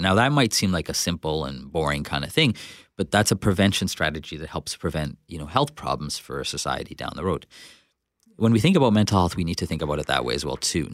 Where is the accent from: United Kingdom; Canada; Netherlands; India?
Canada; Winnipeg, Manitoba; I'm from Winnipeg, South Winnipeg. Um, but because I'm a person of color, the automatic perception is that I'm not local, even though I am